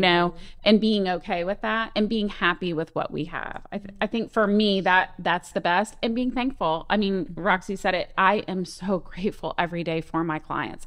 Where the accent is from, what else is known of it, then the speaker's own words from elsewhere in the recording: Orlando, Florida, United States; now in Ocean Springs, United States; I'm from Florida, from Orlando area